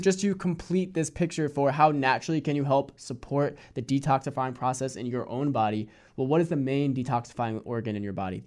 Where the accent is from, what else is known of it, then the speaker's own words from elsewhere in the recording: Hudson Valley, New York, United States; I grew up in the Hudson Valley in New York